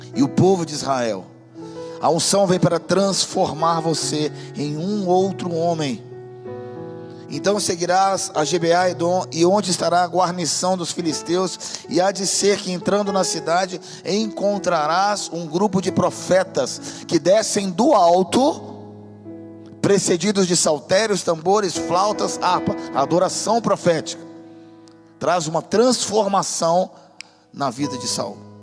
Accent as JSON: {"language": "Portuguese", "country": "Brazil", "said": "eu sou brasileiro de nacionalidade, mas eu também tenho outras, eu tenho outras nacionalidades"}